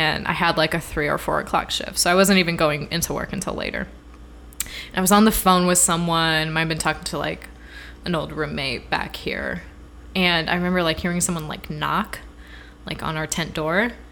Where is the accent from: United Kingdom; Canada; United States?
United States; Midwest; moved away; I'm from the Midwest